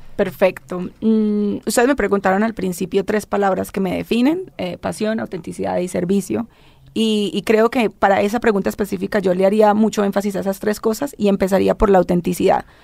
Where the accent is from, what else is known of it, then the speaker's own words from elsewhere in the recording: Colombia; yo vengo de Colombia, que es una de las regiones con mucha disparidad social